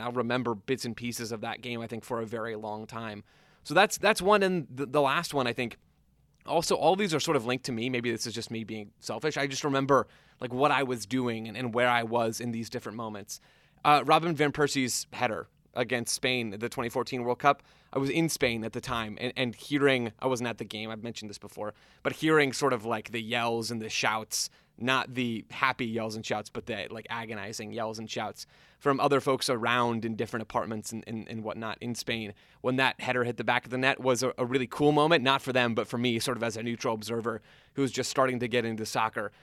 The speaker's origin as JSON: {"language": "English", "country": "United States", "said": "as an American"}